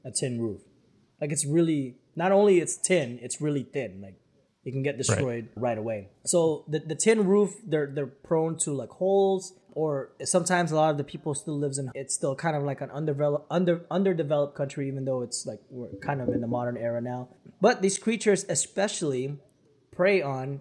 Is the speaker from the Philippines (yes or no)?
yes; Philippines; moved away; when I was growing up in the Philippines